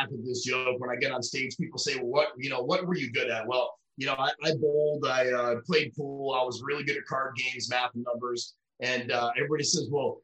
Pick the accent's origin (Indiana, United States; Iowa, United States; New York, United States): New York, United States; Rochester; also born or lived in Missouri; now in Florida, United States; I was born in upstate New York in Rochester, and I moved to Missouri for about 8 years